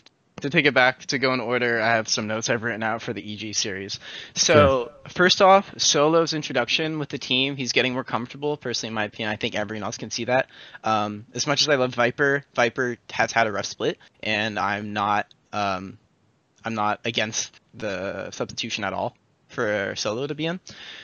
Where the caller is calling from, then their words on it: Burlingame, California, United States; I'm calling from Burlingame, California.